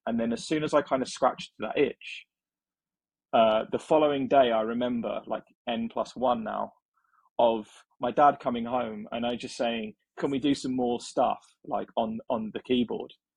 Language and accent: English; England, United Kingdom; born or raised there